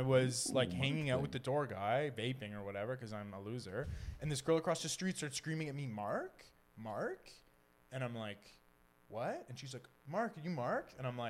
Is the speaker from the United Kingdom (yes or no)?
yes; United Kingdom; I'm British.